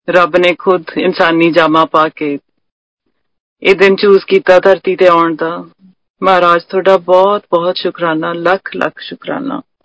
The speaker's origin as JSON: {"language": "Punjabi", "town": "Patiala", "region": "Punjab", "country": "India", "said": "ਅਸੀਂ ਪਟਿਆਲੇ ਦੇ ਰਹਿਣ ਵਾਲੇ ਆ"}